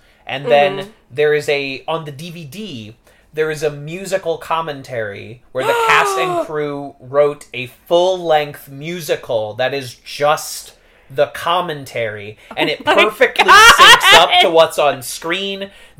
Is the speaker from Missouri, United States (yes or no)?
yes; Warrenton, Missouri, United States; Warrenton, Missouri, a town of 5,000 in about an hour outside of St. Louis.